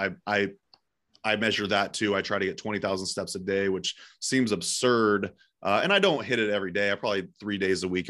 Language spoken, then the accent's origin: English; Eugene, Oregon, United States; It's in Eugene, Oregon, my hometown